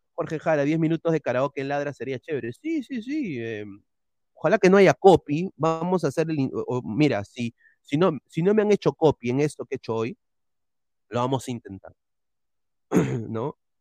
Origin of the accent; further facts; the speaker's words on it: Peru; todos somos peruanos